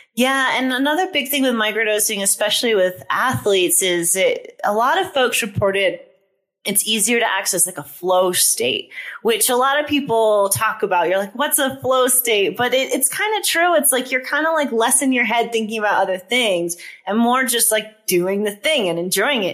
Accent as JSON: {"language": "English", "region": "East Coast", "country": "United States", "tie": "born or raised there", "moved": "yes", "said": "I'm also from the East Coast."}